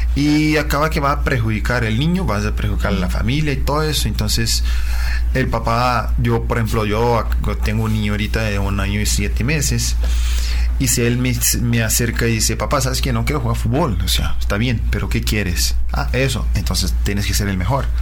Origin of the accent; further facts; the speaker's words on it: Uberaba, Minas Gerais, Brazil; Spanish is a second language; moved away; yo soy eh, de una ciudad de interior de Brasil, se llama Uberaba, en eh, el estado de Minas Gerais